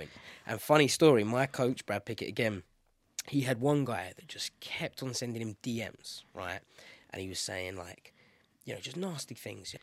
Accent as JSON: {"language": "English", "region": "London", "country": "United Kingdom", "tie": "born or raised there", "said": "London, my hometown"}